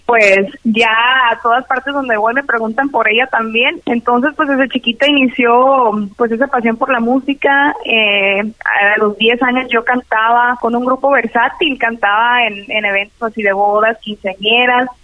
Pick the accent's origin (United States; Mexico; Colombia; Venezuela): Mexico; Culiacán, Sinaloa; De Culiacán, Sinaloa. Nací en Culiacán, Sinaloa, y pues me tocó vivir allá en el rancho, en, de donde es mi mamá